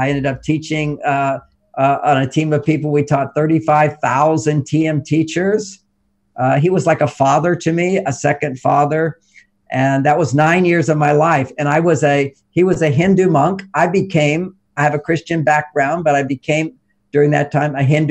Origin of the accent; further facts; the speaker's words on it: Texas, United States; I grew up in Texas